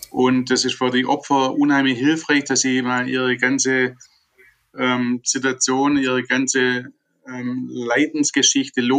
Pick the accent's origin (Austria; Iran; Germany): Germany; Da sind wir als Deutsche auch sehr gut, ähm